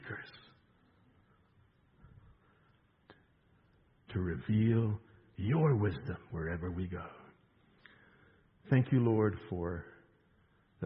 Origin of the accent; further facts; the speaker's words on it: South Africa; moved away; I'm from South Africa